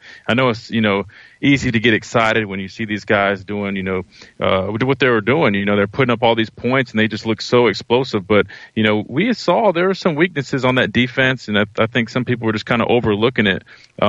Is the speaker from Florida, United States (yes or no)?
no; Columbia, South Carolina, United States; go on the road to my hometown in Columbia, South Carolina